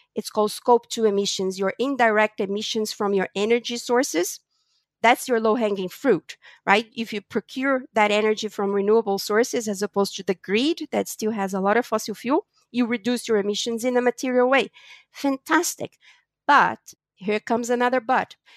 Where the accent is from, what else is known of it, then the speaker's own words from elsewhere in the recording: Brazil; moved away; also born or lived in United States / New York / Europe; I was born in Brazil from a Portuguese family.